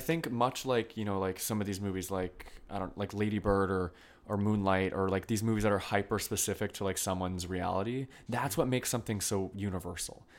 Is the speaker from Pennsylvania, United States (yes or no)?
no; Vermont, United States; now in New York, United States; I'm originally from Vermont